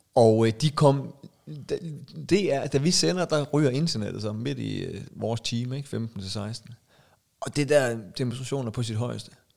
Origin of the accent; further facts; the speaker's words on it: Aalborg, North Denmark Region, Denmark; now in Zealand, Denmark; vi er jo fra Aalborg